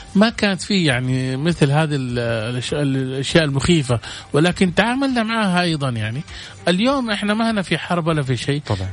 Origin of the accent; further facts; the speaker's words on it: Saudi Arabia; عندنا في السعودية